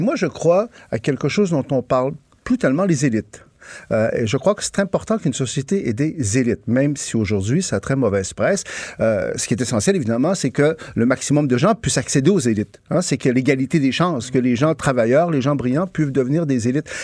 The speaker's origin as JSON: {"language": "French", "region": "Quebec", "country": "Canada", "said": "les Québécois peuvent être mollassons parfois, tu sais, on est un peu doux"}